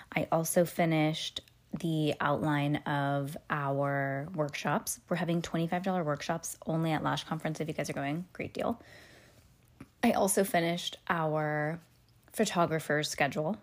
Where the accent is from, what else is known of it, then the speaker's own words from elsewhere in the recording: Petaluma, California, United States; also born or lived in Walnut Creek, California; I was born in Walnut Creek, but I was born in a hospital in Walnut Creek and then moseyed home to Petaluma, but that was basically where I was born and raised.